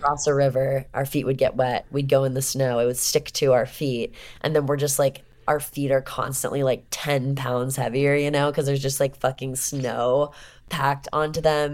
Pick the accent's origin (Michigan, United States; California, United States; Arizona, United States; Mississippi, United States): California, United States; Southern; I'm from Southern California.